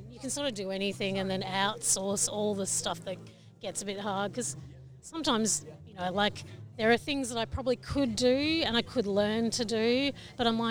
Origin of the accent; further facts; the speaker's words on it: Victoria, Australia; I live in Victoria. I was born in Victoria and live on Jarjarong country, which is pretty much all gold fields country